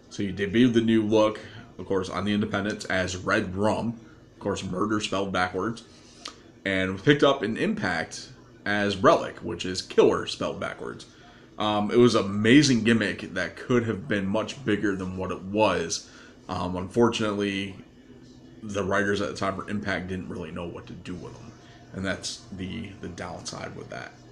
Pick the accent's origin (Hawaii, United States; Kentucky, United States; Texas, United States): Kentucky, United States; Paducah; from Paducah, Kentucky. I've been in the wrestling business for over 40 years.